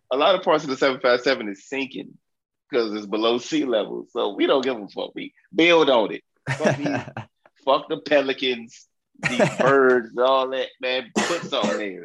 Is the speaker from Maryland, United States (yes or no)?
no; Southeast Virginia, United States; I'm from Southeast Virginia